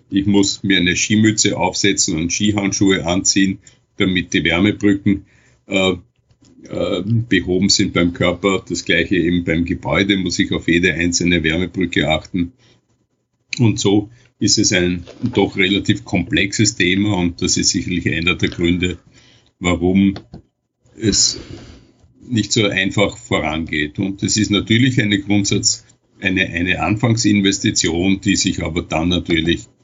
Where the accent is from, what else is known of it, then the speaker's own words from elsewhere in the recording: Vienna, Austria; und ich komme ja aus Wien